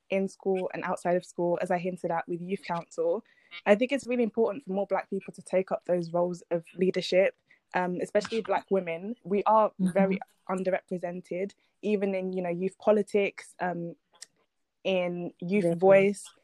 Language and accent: English; Nigeria; also born or lived in London / Colchester; now in Basildon, United Kingdom; I moved around quite a bit before I finally settled in Essex. So I moved from Nigeria to London, then London to Colchester, then Colchester to Basildon